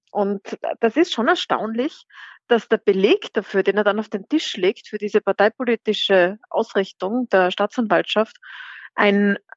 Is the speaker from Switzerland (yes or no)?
no; Austria; hat der Kanzler bei uns in Österreich keine Richtlinienkompetenz.